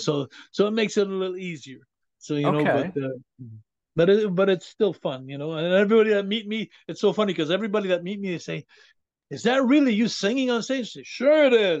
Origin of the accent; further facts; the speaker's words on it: United States; now in Quebec, Canada; So they wanted me to sing French, but I don't want to sing French. I was brought up in the States. I was brought up on the road.